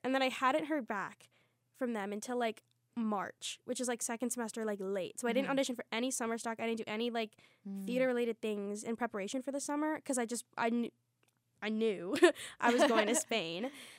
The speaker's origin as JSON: {"language": "English", "town": "Lancaster County", "region": "Pennsylvania", "country": "United States", "tie": "born or raised there", "also_born_or_lived": "Guatemala", "said": "I guess I should start with the part where I was born in Guatemala. And I was adopted when I was 3 months old, so that is why I say I was raised in Lancaster County, Pennsylvania"}